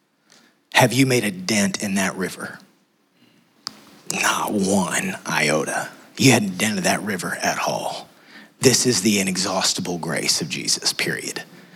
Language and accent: English; West Texas, United States; moved away; I'm from West Texas.